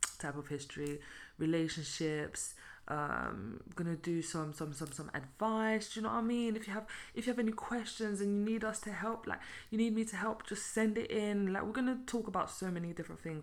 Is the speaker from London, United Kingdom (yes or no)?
yes; London, United Kingdom; also born or lived in Belgium; now in Luxembourg; I was born and raised in London.